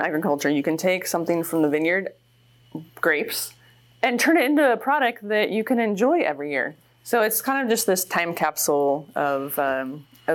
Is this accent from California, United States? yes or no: yes; Brentwood, California, United States; also born or lived in Napa Valley; I grew up in Brentwood, home of the Corn Fest